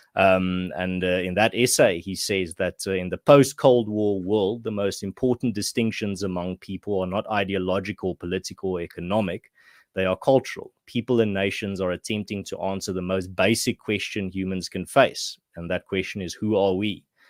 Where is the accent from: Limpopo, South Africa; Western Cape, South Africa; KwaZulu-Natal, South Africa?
Western Cape, South Africa; moved away as an adult; now in Gauteng, South Africa; I grew up in the Western Cape